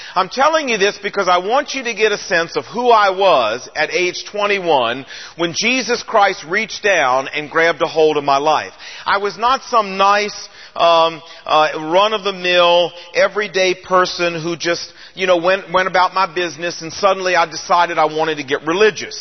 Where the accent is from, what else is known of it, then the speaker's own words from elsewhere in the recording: Portsmouth, Virginia, United States; I was born and raised in Portsmouth, Virginia